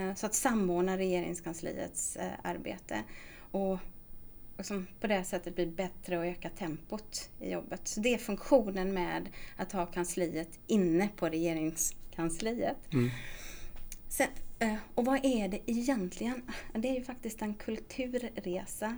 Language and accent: Swedish; Småland, Sweden; accent: Småland dialect; also born or lived in Gothenburg, Sweden; now in Stockholm, Sweden; min dialekt. För den hörs nämligen precis när jag pratar att jag kommer från Småland